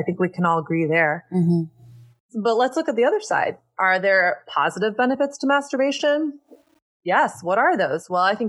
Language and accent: English; the South, United States; now in New York, United States; It's about me growing up in Southern Christian culture, learning a set of rules that really produced a lot of shame around sex and my body and dating, and getting to a breaking point in my late 20s in New York